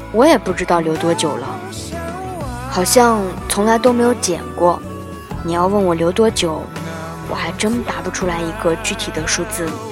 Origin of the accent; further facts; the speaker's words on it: the Northwest, Northwest China, China; moved away; 我这个来自西北的妹子